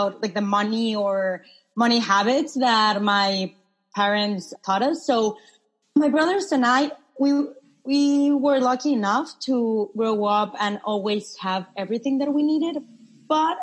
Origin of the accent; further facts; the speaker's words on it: Mexico City, Mexico; moved away; I'm originally from Mexico, actually born and raised in Mexico City